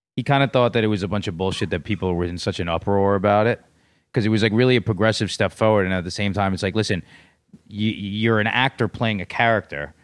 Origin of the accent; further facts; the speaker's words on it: New York City, New York, United States; also born or lived in Los Angeles; born and raised in New York City